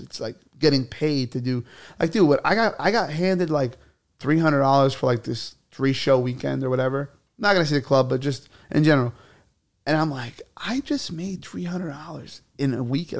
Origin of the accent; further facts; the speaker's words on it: New York City, New York, United States; I'm from Bay Ridge. I was born in Bay Ridge.